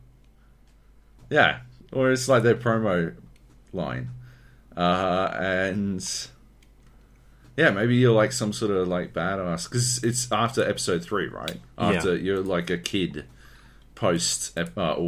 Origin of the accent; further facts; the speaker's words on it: Queensland, Australia; I'm a Queenslander